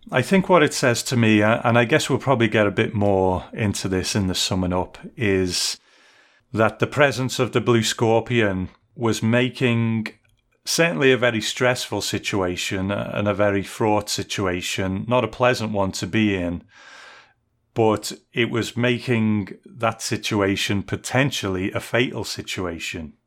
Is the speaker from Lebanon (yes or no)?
no; United Kingdom; as a Brit